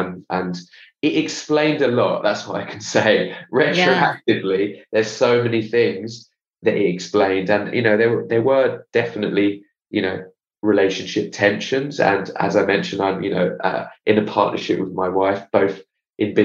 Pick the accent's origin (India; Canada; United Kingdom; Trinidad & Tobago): United Kingdom; England; also born or lived in Israel / Australia; now in London, United Kingdom; I'm from England